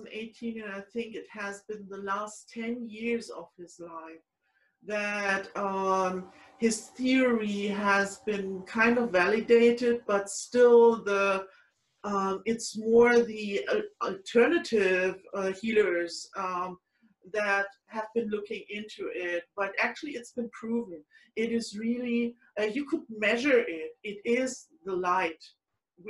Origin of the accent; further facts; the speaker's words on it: Frankfurt, Hesse, Germany; born in 1938 in my hometown, Frankfurt